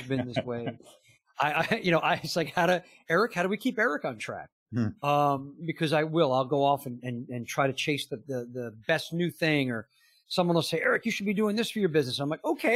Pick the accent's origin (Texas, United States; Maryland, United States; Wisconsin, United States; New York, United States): New York, United States; outside New York City, United States; I grew up in New York City, outside New York City